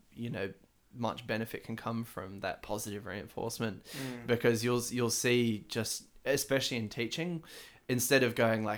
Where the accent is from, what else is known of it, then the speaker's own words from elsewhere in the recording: Sydney, New South Wales, Australia; the area that I lived in growing up in Sydney